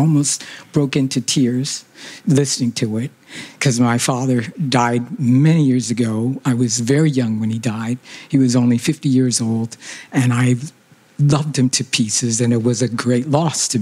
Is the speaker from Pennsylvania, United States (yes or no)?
yes; Philadelphia, Pennsylvania, United States; moved away as an adult; now in Canada; I was raised in Philadelphia, and I came to Canada in 1961 to go to McGill University